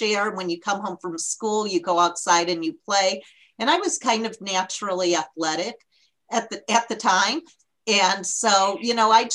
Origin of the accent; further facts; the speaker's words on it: Barrington, Illinois, United States; moved away as an adult; also born or lived in Iowa; Barrington, Illinois. It's a suburb of Chicago, about an hour from the city